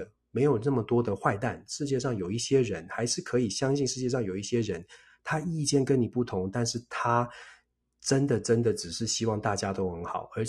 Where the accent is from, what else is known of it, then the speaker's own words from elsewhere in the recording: Taiwan; 我们是台湾出生长大的朋友。